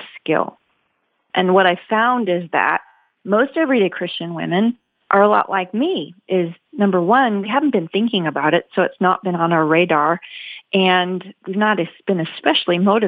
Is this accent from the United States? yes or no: yes; Midwest, United States; I grew up in America's heartland, in fact, on a farm in the Midwest